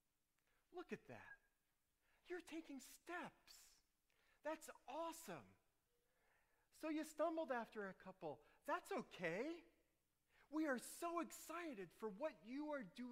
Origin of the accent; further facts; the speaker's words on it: New Orleans, Louisiana, United States; Growing up in New Orleans, all those humid summers, no air conditioning.